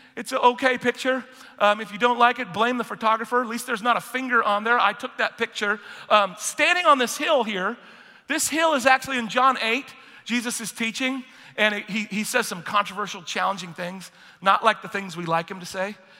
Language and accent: English; United Kingdom; I'm British